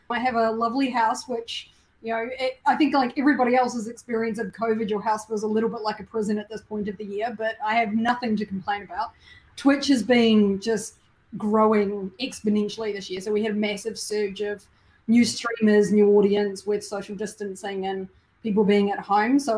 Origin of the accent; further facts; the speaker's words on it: New Zealand; moved away; I'm from New Zealand